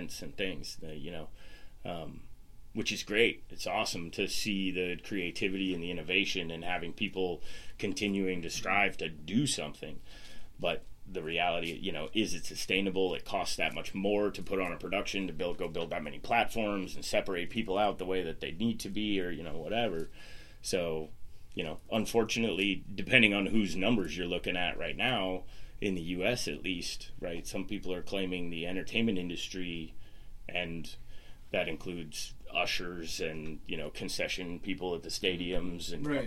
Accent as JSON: {"language": "English", "region": "Washington", "country": "United States", "tie": "born or raised there", "moved": "yes", "lives_now": "Lancaster, United States", "said": "I grew up in Washington State in the middle of nowhere on the remnants of a hippie commune that my dad started back"}